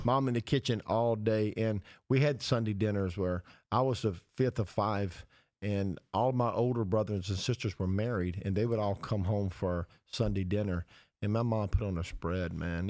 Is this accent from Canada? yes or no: no; the South, United States; our boyhood memories of growing up in the South